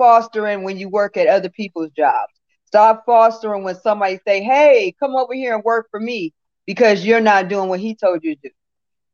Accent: West Hollywood, California, United States; also born or lived in Santa Monica, California / the South; I was born in Santa Monica, California. I was raised in West Hollywood, California.

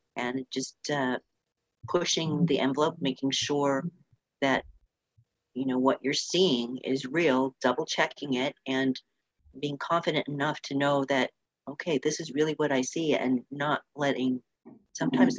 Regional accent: Orange County, Southern California, United States; I grew up in in Southern California, down in Orange County

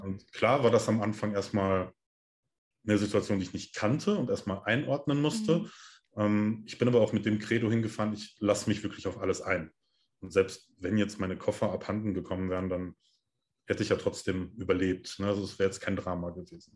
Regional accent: Germany; bei uns in Deutschland

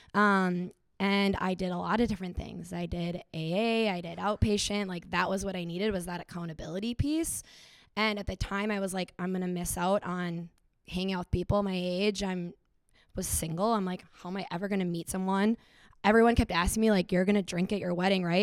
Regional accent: Stillwater, Minnesota, United States; I am from Stillwater, Minnesota

